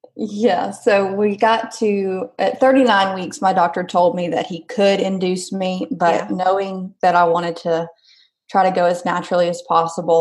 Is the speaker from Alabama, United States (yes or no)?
yes; Alabama, United States; I'm from Alabama